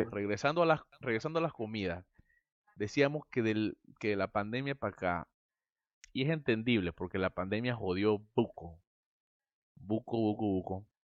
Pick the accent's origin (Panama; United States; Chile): Panama; Santiago de Veraguas, Veraguas; soy de Santiago. Santiago, Santiago, Santiago. Veraguas, Panamá.